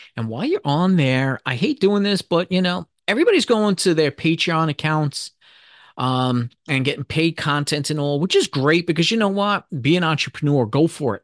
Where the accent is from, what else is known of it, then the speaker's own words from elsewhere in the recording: New York City, New York, United States; I'm from New York City